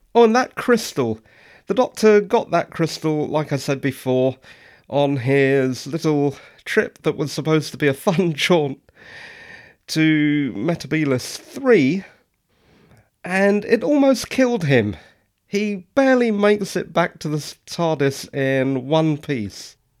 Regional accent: England, United Kingdom; I'm English

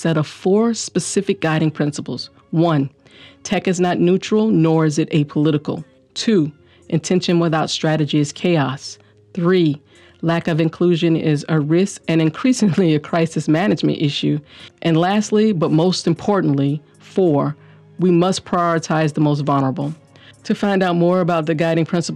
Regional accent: the South, United States; I'm from the South.

